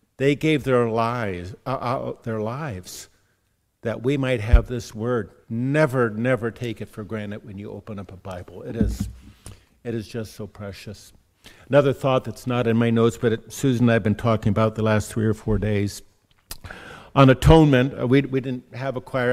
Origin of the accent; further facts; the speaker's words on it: California, United States; being a Californian